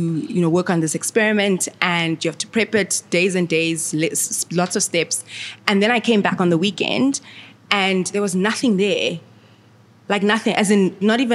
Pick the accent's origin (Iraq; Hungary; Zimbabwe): Zimbabwe; Harare; moved away as an adult; now in South Africa; I'm from Zimbabwe